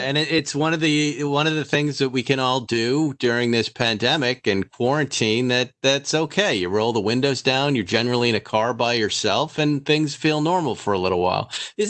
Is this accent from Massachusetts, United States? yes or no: yes; Fall River, Massachusetts, United States; moved away; I grew up. I was born in Fall River, Massachusetts.